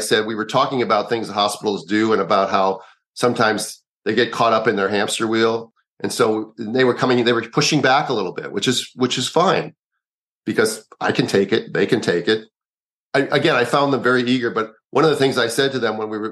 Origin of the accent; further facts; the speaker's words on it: Minneapolis, Minnesota, United States; moved away; also born or lived in Kanab, Utah / Chicago; He was my little cousin when I was growing up in Minneapolis